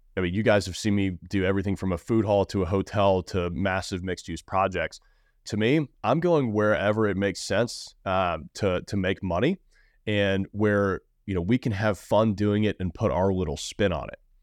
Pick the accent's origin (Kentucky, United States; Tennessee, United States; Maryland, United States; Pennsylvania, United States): Tennessee, United States; Nashville; I'm from Nashville. I've been here my entire life